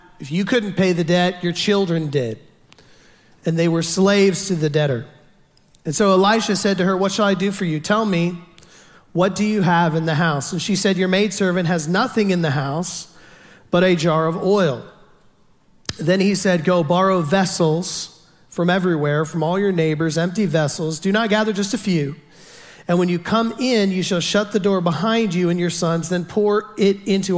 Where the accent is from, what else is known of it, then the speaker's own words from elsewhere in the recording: Houston, Texas, United States; I'm from down south. I'm from Houston